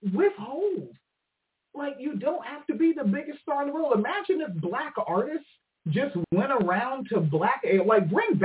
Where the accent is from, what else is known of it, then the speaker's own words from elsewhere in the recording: United Kingdom; Because I'm a British, and that's how we talk. Yeah, we say pissed.